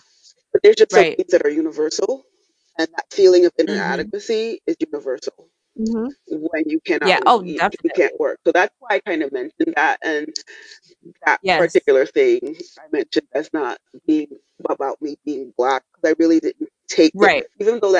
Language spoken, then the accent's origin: English; New York City, New York, United States; I'm from Brooklyn.